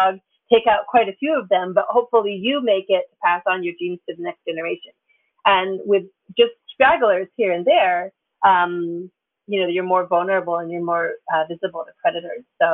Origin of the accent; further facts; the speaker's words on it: Ontario, Canada; now in United States; I'm from Canada, I'm from Ontario